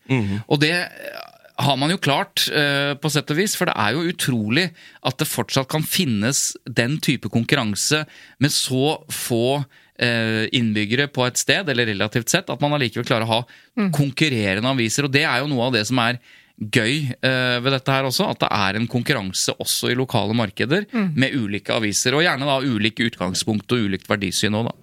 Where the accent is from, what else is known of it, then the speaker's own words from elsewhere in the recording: Jevnaker, Innlandet, Norway; now in Asker, Norway; Jeg er jo fra Jevnaker